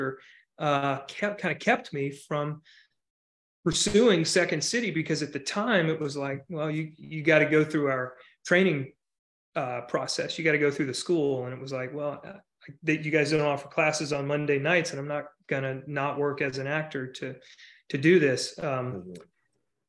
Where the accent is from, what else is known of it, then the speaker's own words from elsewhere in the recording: Charlotte, North Carolina, United States; moved away as an adult; also born or lived in Chicago; I grew up in Charlotte, North Carolina